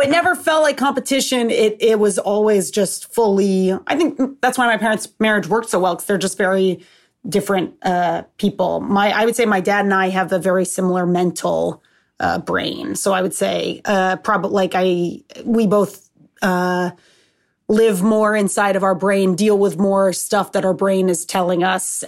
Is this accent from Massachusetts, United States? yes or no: yes; Seekonk, Massachusetts, United States; also born or lived in Rhode Island; I'm from Massachusetts, but I'm from Seekonk, so it's right on, like, the Rhode Island border